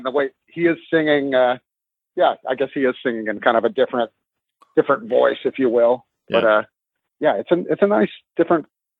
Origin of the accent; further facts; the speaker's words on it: Houston, Texas, United States; I grew up in Houston, Texas